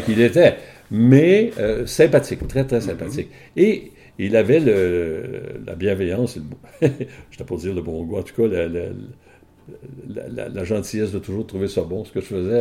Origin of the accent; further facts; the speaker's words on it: Ottawa, Ontario, Canada; je suis un franco-ontarien. Ben oui. Je suis d'Ottawa.